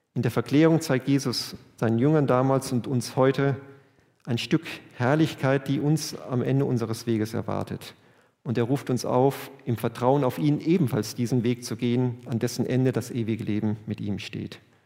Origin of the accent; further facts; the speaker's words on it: Germany; wir sind Deutsche